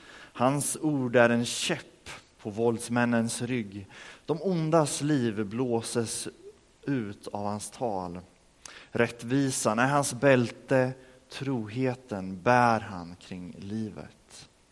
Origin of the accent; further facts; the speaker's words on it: Örebro, Örebro County, Sweden; moved away as an adult; now in Rimforsa, Sweden; hemma i Örebro, där jag kommer ifrån